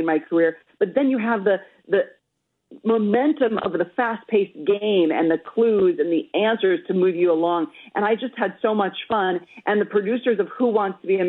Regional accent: Minnesota, United States; I'm Minnesotan

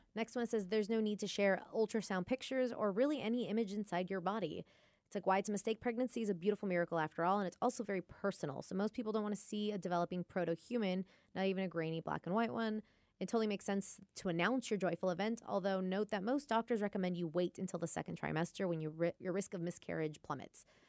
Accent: Lake Stevens, Washington, United States; I'm from Lake Stevens

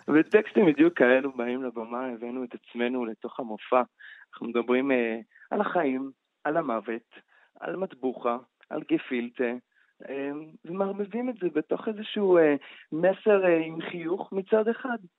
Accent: Beersheba, Southern District, Israel; אני גיי מבאר שבע, מרוקאי

